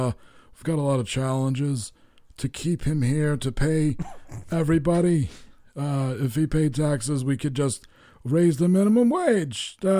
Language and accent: English; Vermont, United States; And I only smoke it when I'm in my home state of Vermont.